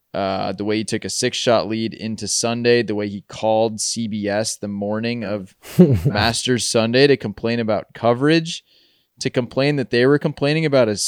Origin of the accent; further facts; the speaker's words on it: Midwest, United States; Well, as a Midwesterner.